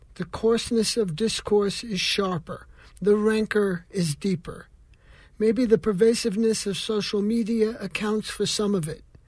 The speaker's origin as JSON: {"language": "English", "region": "New York", "country": "United States", "tie": "born or raised there", "said": "growing up in New York in the 1950s"}